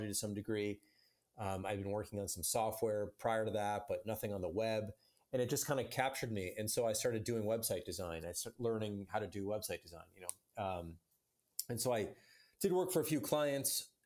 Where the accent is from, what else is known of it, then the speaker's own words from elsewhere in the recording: Chicago, Illinois, United States; I'm from Chicago and grew up in the Chicago suburbs